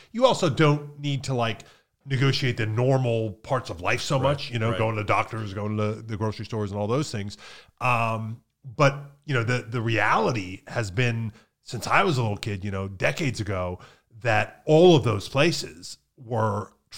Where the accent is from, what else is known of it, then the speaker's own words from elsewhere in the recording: Pennsylvania, United States; because they were kind of equidistant from where we grew up in Pennsylvania.